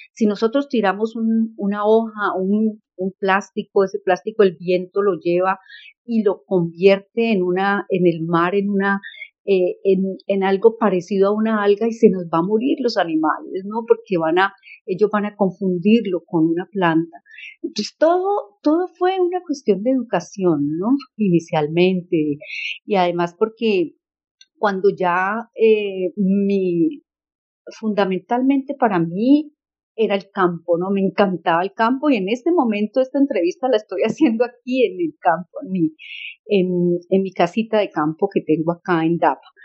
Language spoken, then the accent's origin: Spanish; La Cumbre, Valle del Cauca, Colombia; now in Charlotte, United States; nací en la Cumbre Valle